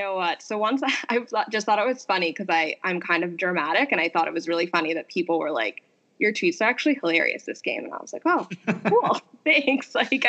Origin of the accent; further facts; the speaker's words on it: Scranton, Pennsylvania, United States; moved away as an adult; also born or lived in Philadelphia; I went to school in Philly. So I'm from Scranton, PA. I went to Temple for undergrad. I went to Drexel for law school. So I was in Philly town for 7 straight years.